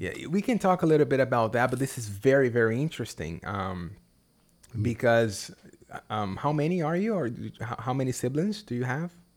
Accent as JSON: {"language": "English", "country": "Brazil", "second_language": "English", "said": "what I do here in Brazil, I, I am an English teacher as a second language."}